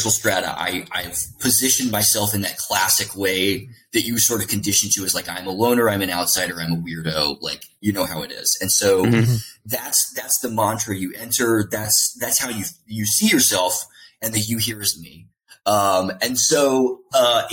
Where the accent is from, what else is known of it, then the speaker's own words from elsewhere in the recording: the South, United States; I'm from the South